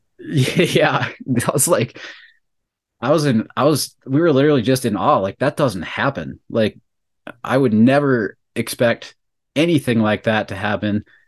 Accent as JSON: {"language": "English", "town": "Bismarck", "region": "North Dakota", "country": "United States", "said": "we're from Bismarck, North Dakota"}